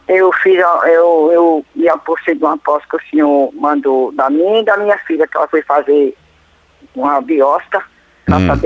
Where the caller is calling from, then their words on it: Natal, Rio Grande do Norte, Brazil; Eu sou do Rio Grande do Norte. Natal, Rio Grande do Norte.